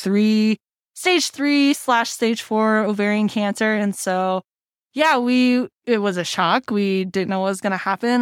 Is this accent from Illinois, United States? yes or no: no; Cerritos, California, United States; moved away as an adult; also born or lived in Thousand Oaks, California; now in Denver, United States; I'm originally from Cerritos in Southern California, border of L A and Orange